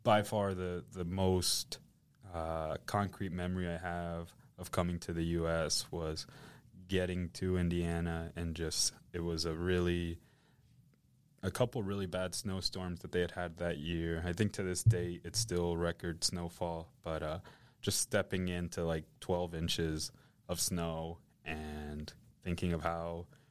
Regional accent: Vallehermoso, Tamaulipas, Mexico; also born or lived in Matamoros; now in United States; I was born in Matamoros, Tamaulipas. I'm not actually from there. We're from a small town by the name of Vallehermoso, la ciudad de las tres mentiras, because it's not a ciudad, it's not a valle, and it's not hermoso

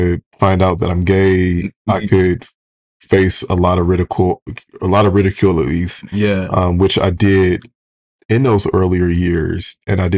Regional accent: right outside of Detroit, Michigan, United States; I'm from right outside of Detroit.

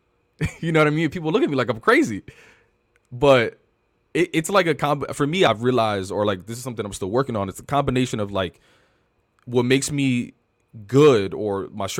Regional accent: New York City, New York, United States; on the Upper West Side

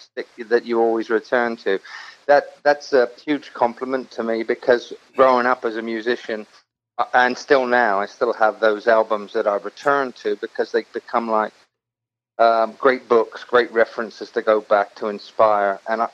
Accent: Southampton, South East England, United Kingdom; accent: Hampshire; moved away as an adult; also born or lived in London; now in Los Angeles, United States; Well, I grew up in Southampton in England in the 60s.

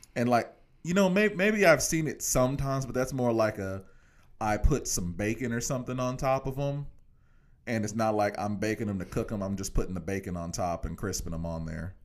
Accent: Kansas, United States; I'm from Kansas

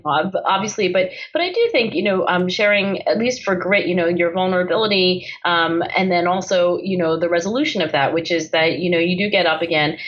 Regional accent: Philadelphia area, Pennsylvania, United States; my parents were born and raised in China. And then, of course, they did immigrate um, to the Philadelphia area and then eventually had three kids, including me

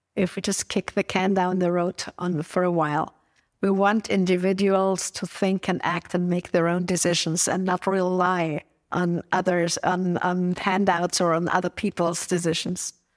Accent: Innsbruck, Tyrol, Austria; my hometown, Innsbruck

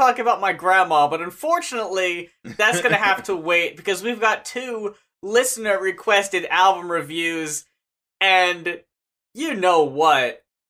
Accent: Bayonne, New Jersey, United States; I grew up in Bayonne, New Jersey

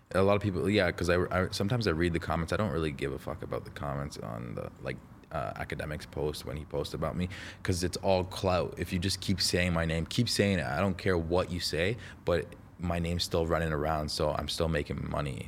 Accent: Toronto, Ontario, Canada; also born or lived in Las Vegas, United States; I'm from Toronto, you know. Um, born in born in born in Las Vegas, but I but I lived in Canada since I was like 2 years old

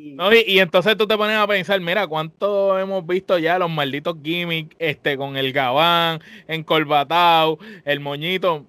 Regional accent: Puerto Rico; la mayoría de los luchadores de, Puerto Rico, por, por, hablar de nosotros, que somos todos boricuas

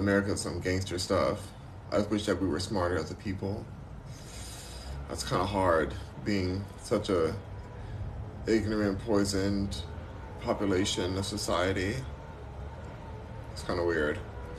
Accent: Los Angeles, California, United States; also born or lived in Texas / New York; I'm a Texan, even though I'm born and raised here

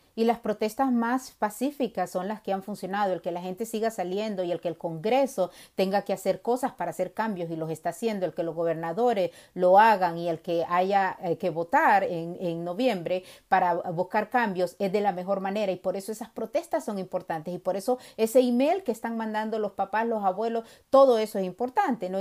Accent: Honduras; now in United States; nací en Honduras, eh, pero he vivido en las dos costas de, Estados Unidos

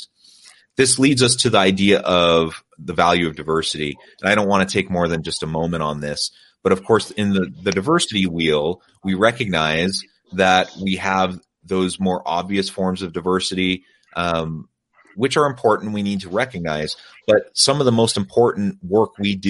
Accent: United States; moved away as an adult; also born or lived in South Korea; born and raised in the United States in a Judeo-Christian tradition

